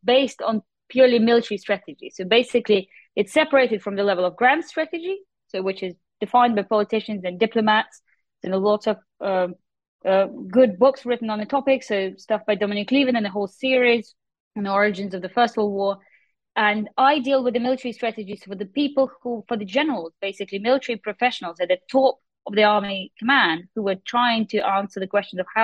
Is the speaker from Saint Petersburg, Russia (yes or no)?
no; Moscow, Russia; moved away as an adult; also born or lived in St Andrews, United Kingdom; now in Dublin, Ireland; I am Russian, so I was born and raised in Moscow